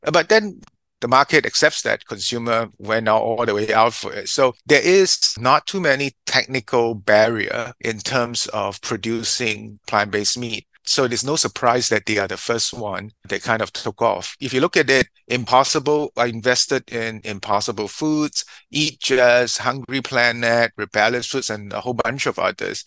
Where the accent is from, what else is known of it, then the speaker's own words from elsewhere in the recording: Singapore; also born or lived in United States; I was born in Singapore, educated here, and in the US.